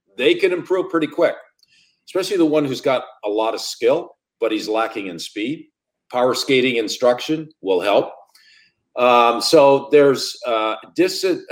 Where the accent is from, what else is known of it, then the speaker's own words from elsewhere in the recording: Sudbury, Ontario, Canada; moved away as an adult; my hometown, the Sudbury Wolves